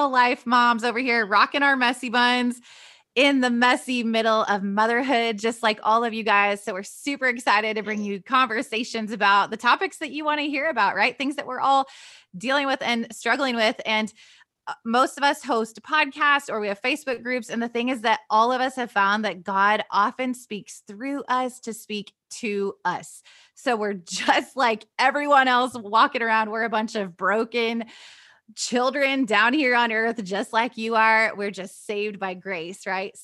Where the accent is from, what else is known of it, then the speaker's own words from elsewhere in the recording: Iowa, United States; I live in the country, middle of nowhere, Iowa, and we are also building a barn dominium. We're currently living actually with my mom in my childhood home